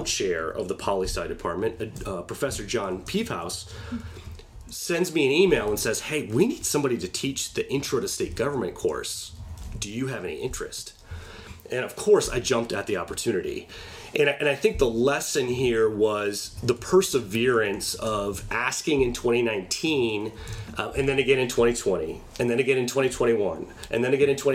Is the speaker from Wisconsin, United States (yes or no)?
yes; Middleton, Wisconsin, United States; elected to the city council of my hometown, Middleton